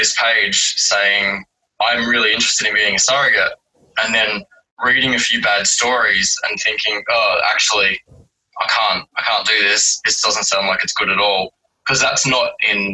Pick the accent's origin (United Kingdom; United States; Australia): Australia; Werribee, Victoria; now in Melbourne, Australia; I grew up in Werribee